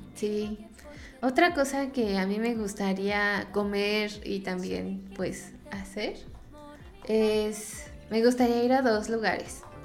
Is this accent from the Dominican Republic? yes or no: no; Mexico; siendo mexicano